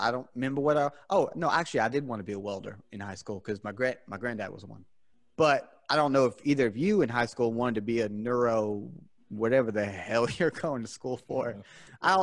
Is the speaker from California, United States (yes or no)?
no; South Carolina, United States; I'm from South Carolina here in the South, born and raised. Well, not born, but raised here in South Carolina